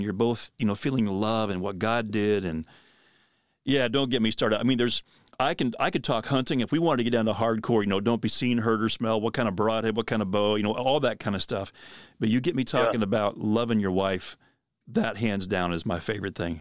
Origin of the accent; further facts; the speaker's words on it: Pennsylvania, United States; moved away; back where I grew up in Pennsylvania